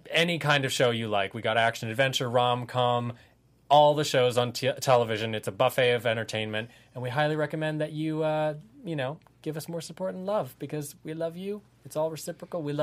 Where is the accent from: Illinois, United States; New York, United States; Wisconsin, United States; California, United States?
California, United States; Santa Monica; I am from Santa Monica.